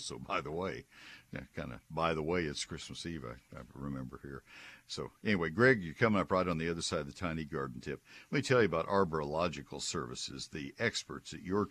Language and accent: English; College Station, Texas, United States; When I was a kid growing up in College Station